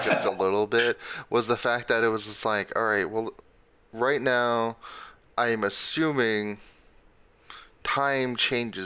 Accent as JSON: {"language": "English", "region": "Texas", "country": "United States", "said": "I'm from Texas"}